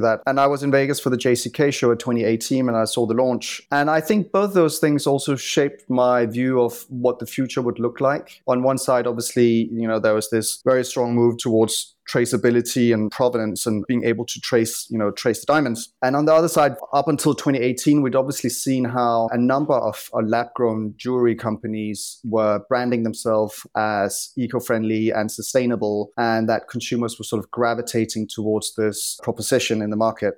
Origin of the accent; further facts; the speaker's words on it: Copenhagen, Capital Region of Denmark, Denmark; moved away as an adult; also born or lived in London; I'm originally from Copenhagen, but I moved to London when I was twenty